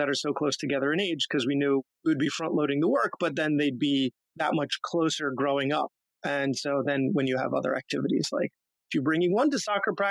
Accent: Long Island, New York, United States; moved away as an adult; also born or lived in Pennsylvania / Buffalo / Washington, D.C.; I grew up on Long Island

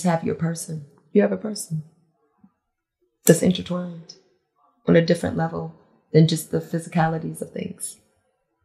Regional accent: Glen Burnie, Maryland, United States; Small town, Glen Burnie. Very small.

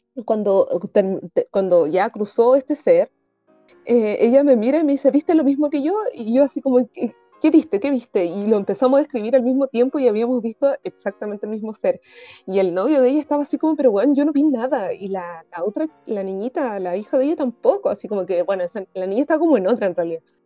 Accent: Antofagasta, Chile; moved away; yo vivía en el norte en, cuando era pequeña y también vivía en Antofagasta

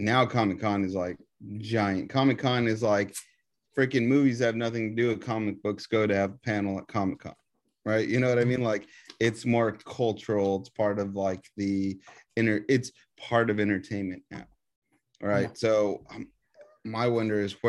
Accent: Texas, United States; I'm from Texas.

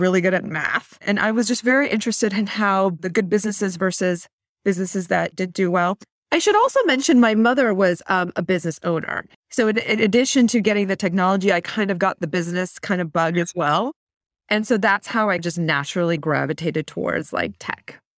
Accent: Mountain View, California, United States; I was actually born and raised in Silicon Valley, like, literally in Mountain View

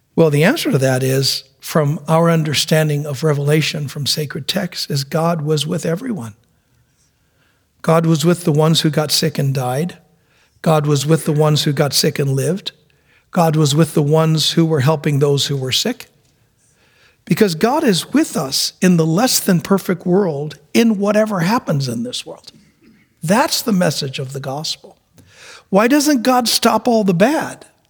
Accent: New York City, New York, United States; I was born in New York City. And my mom used to take us around the city

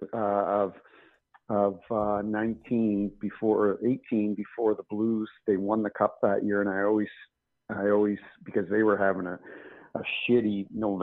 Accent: Canada; moved away as an adult; now in St. Louis, United States; I'm from Canada, but it happens at my adopted hometown in St. Louis, and been here 20 years.

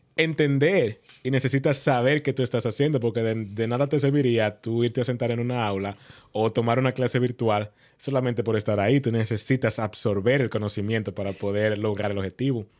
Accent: Moca, Espaillat, Dominican Republic; moved away as an adult; now in United States; yo soy oriundo de Moca

